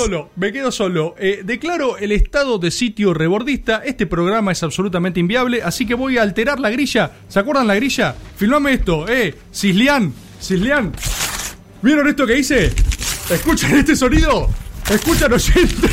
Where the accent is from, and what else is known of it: Argentina